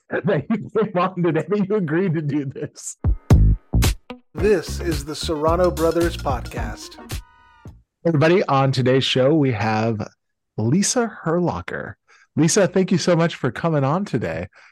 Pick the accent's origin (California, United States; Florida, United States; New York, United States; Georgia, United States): California, United States; San Diego; moved away; We are from San Diego